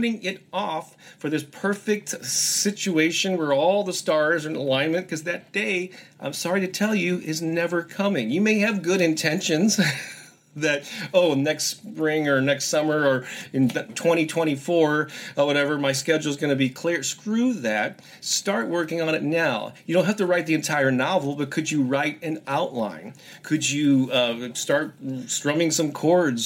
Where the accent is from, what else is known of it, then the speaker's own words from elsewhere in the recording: St. Louis, Missouri, United States; I published a music newspaper here in my hometown of St. Louis